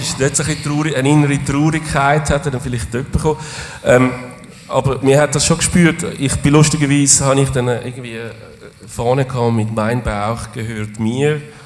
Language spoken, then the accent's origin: German; Zurich, Switzerland; wir sind Zürcher